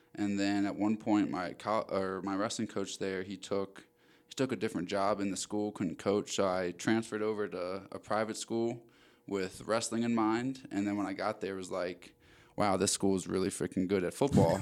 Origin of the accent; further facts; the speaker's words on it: Maryland, United States; moved away as an adult; also born or lived in Arizona; I'm originally from Maryland. Uh, was born and raised there